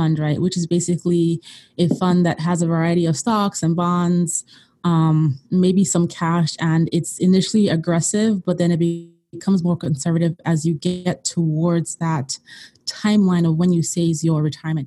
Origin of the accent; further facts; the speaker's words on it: Nigeria; moved away; I'm originally from Nigeria